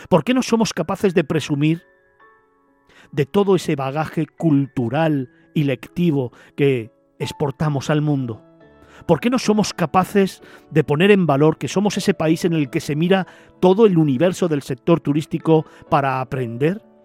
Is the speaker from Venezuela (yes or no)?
no; Spain